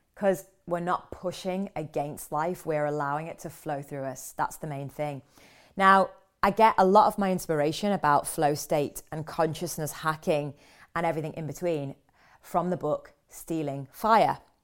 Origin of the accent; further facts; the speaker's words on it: London, United Kingdom; I'm back in London, back in my hometown.